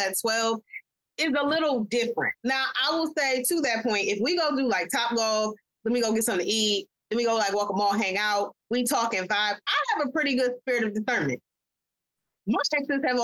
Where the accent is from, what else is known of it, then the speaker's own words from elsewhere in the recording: New York, United States; I'm from New York